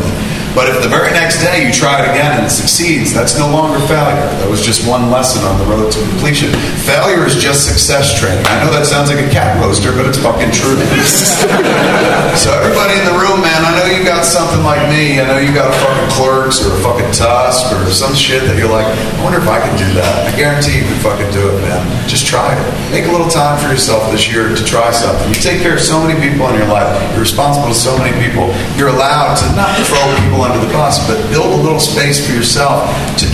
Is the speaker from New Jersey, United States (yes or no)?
yes; New Jersey, United States; I'm from New Jersey. We live in the shadow of New York at all times